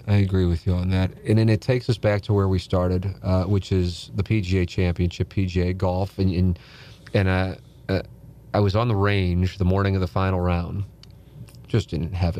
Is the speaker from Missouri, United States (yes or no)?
yes; St. Louis, Missouri, United States; I grew up in South City